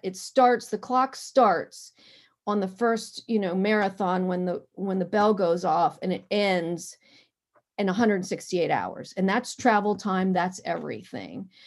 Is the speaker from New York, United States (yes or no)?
no; Harrisburg, Pennsylvania, United States; now in Washington, D.C., United States; I'm from Pennsylvania, Harrisburg